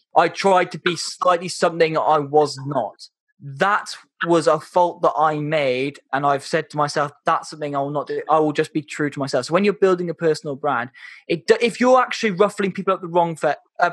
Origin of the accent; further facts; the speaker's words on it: Wales, United Kingdom; I'm Welsh and proud. And oh yeah, I'm definitely not English.